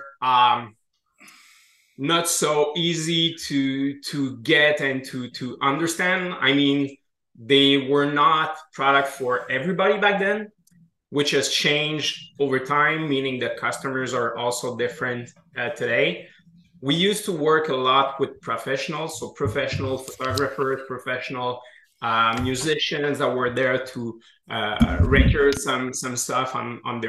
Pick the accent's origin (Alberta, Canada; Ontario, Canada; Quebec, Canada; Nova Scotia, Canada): Quebec, Canada; Quebec City; accent: French Canadian; from what you can hear in my accent, we're from the French part of Canada